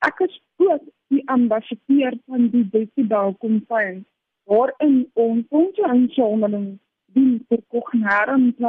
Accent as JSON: {"language": "Afrikaans", "town": "Cape Town", "region": "Western Cape", "country": "South Africa", "tie": "born there", "lives_now": "Centurion, South Africa", "said": "Ek is gebore in Kaapstad en woon tans in Centurion in my eie tuin woonstel."}